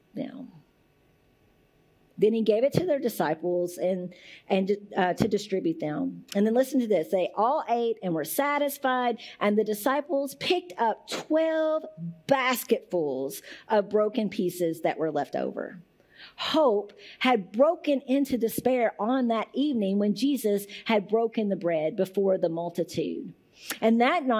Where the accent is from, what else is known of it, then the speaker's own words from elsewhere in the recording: Muhlenberg County, Kentucky, United States; I'm from Muhlenberg County